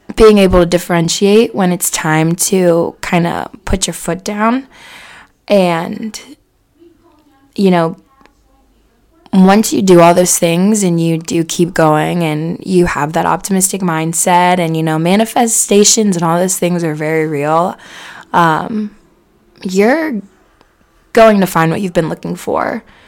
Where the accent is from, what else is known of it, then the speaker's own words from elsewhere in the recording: Cincinnati, Ohio, United States; I grew up in Cincinnati for 24 years